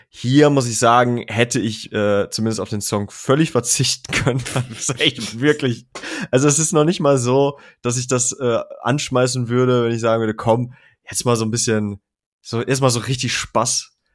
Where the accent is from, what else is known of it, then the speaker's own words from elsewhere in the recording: Germany; bei uns in Deutschland